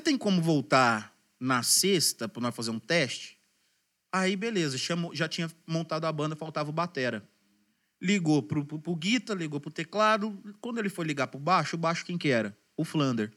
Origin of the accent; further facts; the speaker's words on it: Franca, São Paulo, Brazil; Sou daqui, de Frank